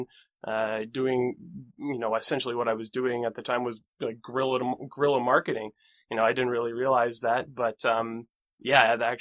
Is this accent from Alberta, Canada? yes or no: yes; Bragg Creek, Alberta, Canada; I grew up in Calgary, or just outside of Calgary, in a small town called Bragg Creek.